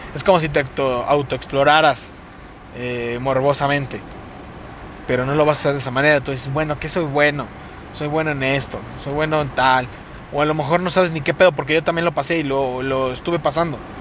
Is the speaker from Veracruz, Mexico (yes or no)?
no; Mexico City, Mexico; accent: cantadito; hablamos así cantadito porque somos de la Ciudad de México